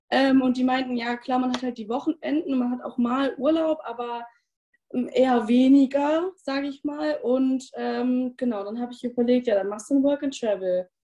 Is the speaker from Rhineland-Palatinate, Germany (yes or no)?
no; North Rhine-Westphalia, Germany; ich bin jetzt 20 Jahre alt, ähm, habe dieses Jahr mein Abi gemacht und komme aus der Nähe von Bielefeld.